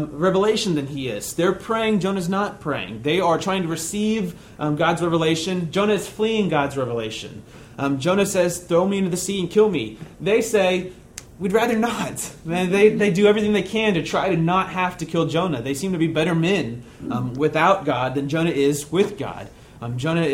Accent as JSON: {"language": "English", "country": "United States", "said": "being an American Christian"}